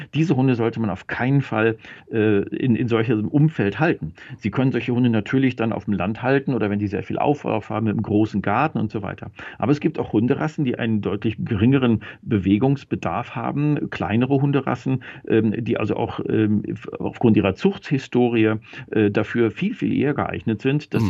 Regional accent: Germany; wir Deutschen

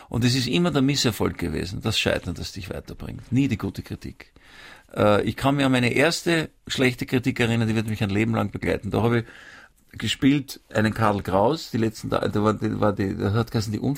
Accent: Vienna, Austria; Ich bin in Wien aufgewachsen.

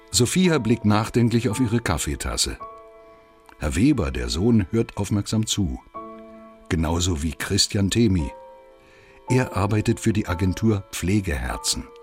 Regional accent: Poland; moved away; Ich wurde als kleines Kind in Polen zurückgelassen

